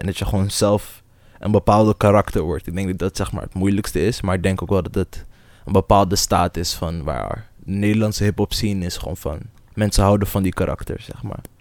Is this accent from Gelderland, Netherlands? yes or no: no; Almere, Flevoland, Netherlands; also born or lived in Amsterdam; Dus Almere voelt toch wel echt als een thuis, omdat ik hier ben opgegroeid